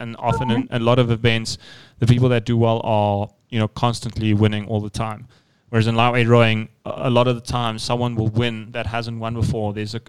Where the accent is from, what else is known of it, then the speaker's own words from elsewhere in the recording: South Africa; as South African rowers, we have, you know, a special connection to lightweight rowing.